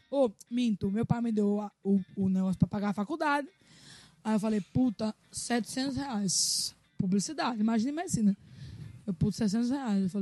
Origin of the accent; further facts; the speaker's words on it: Aracaju, Sergipe, Brazil; Eu sou de Aracaju, de verdade, nasci lá, criada, nasci lá.